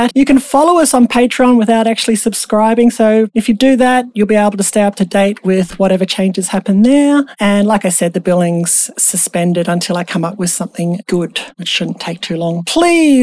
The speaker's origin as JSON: {"language": "English", "country": "Australia", "said": "I'm an Australian"}